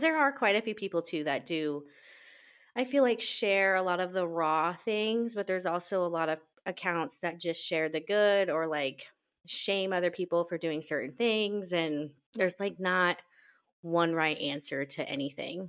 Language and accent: English; Nebraska, United States; moved away as an adult; now in Washington, United States; I am originally from Nebraska, but I've lived out here in Washington for almost seven years